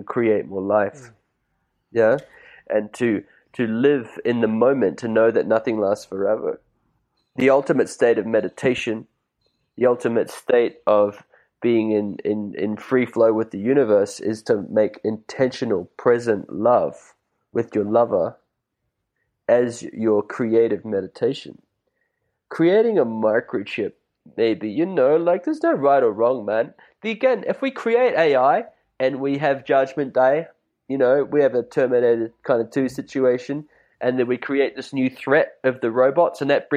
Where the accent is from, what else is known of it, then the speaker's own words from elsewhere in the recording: New Zealand; also born or lived in China; now in Byron Bay, Australia; I grew up in New Zealand.